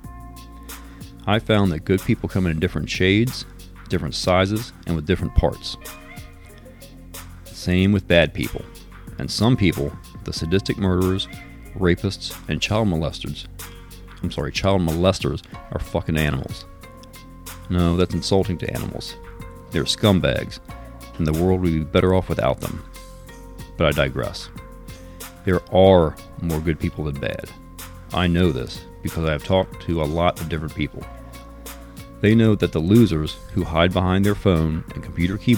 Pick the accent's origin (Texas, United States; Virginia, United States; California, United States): Virginia, United States; Richmond; I grew up in Richmond, went to Richmond Public Schools, worked for and retired from the Richmond Police Department